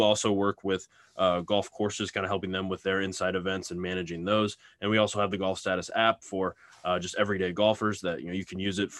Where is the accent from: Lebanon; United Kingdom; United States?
United States; Lincoln, Nebraska; I'm from Lincoln, Nebraska, and that's actually where we're headquartered